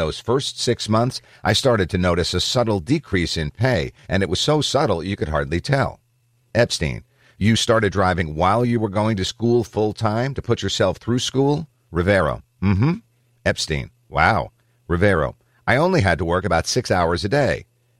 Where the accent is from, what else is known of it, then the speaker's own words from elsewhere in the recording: San Jose, California, United States; also born or lived in Hollister; half of my life I grew up in San Jose, and then the other half I grew up in a small town called Hollister, an hour south of here.